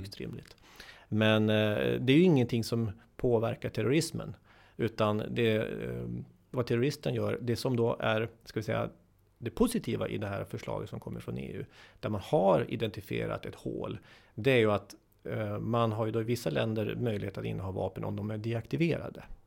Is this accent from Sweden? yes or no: yes; Sweden; jag då som svensk jurist